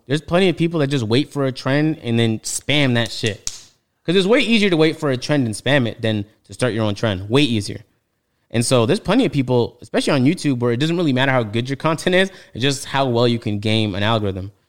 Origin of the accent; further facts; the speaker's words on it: Toronto, Ontario, Canada; I'm from Toronto, so when he's talking about Kennedy Road, I'm like, yeah, I know